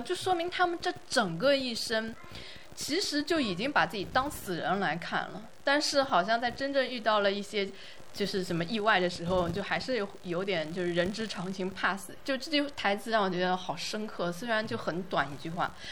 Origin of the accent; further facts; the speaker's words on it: southern China, China; 我是南方人